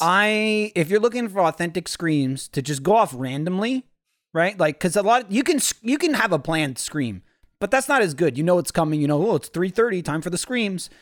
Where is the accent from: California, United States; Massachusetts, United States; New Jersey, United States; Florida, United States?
New Jersey, United States; growing up in New Jersey, everyone sold sandwiches